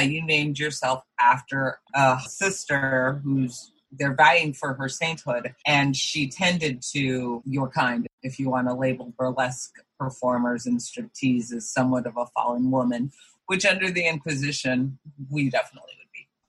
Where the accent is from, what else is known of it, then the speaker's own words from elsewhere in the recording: Boulder, Colorado, United States; moved away; we're both from Boulder, Colorado, and we grew up dancing together